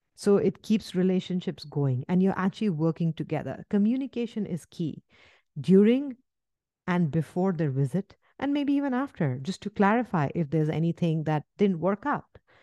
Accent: India; moved away; where I come from India

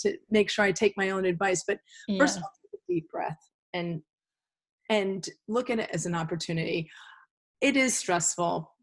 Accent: Connecticut, United States; I grew up in Connecticut

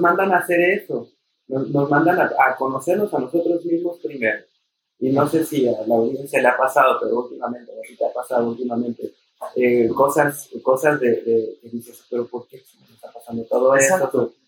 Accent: Mexico; descubrir lo que somos como mexicanos, como latinos

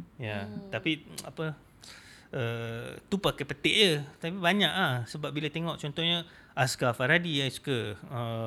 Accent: Kuala Lumpur, Malaysia; I memang budak KL.

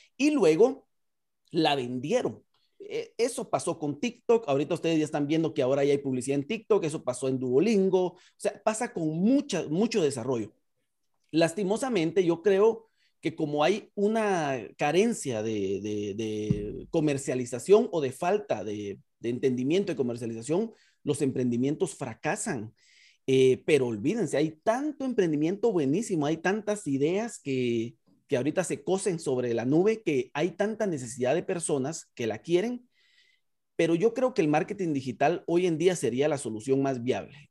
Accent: Guatemala; en Guatemala le hacemos de todo, pero es una de las ventajas del guatemalteco

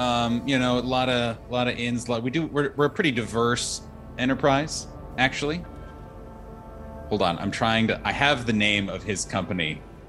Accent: Indiana, United States; But you know, I'm from nearby. I'm from Indiana, originally, but moved here.

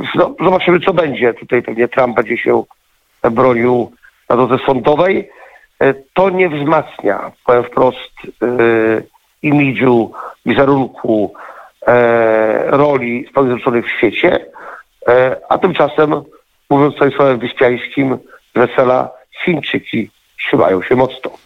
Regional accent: Poland; jako jedyny Polak

